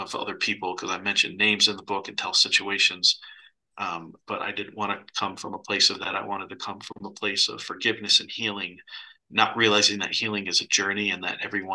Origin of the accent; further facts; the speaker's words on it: Michigan, United States; I grew up in Michigan.